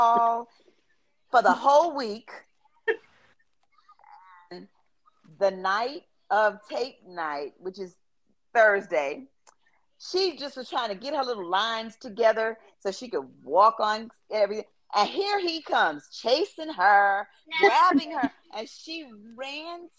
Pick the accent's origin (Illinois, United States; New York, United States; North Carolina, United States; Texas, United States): New York, United States; New York City; moved away; I'm originally from Brooklyn, New York